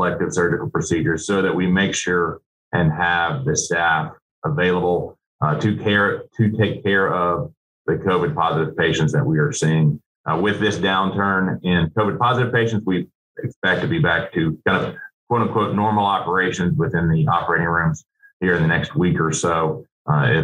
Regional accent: Nashville, Tennessee, United States; now in Birmingham, United States; I grew up in Nashville

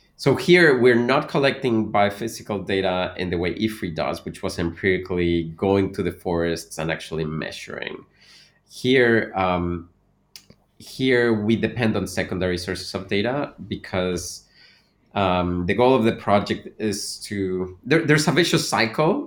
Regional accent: Veracruz, Mexico; moved away; also born or lived in Mexico City / Canada; I was born in Mexico City, but I really grew up in Veracruz

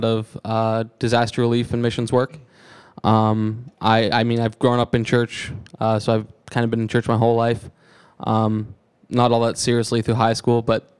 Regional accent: Canada; I'm Canadian

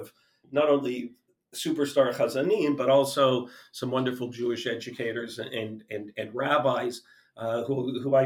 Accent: Toronto, Ontario, Canada; moved away as an adult; now in United States; I grew up in Toronto, Canada.

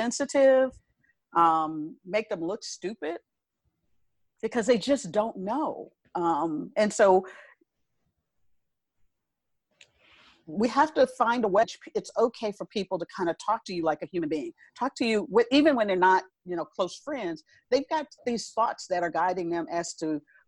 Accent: Chicago, Illinois, United States; moved away as an adult; also born or lived in South Dakota / Nebraska / Arkansas / St. Louis; I was born and raised in Chicago

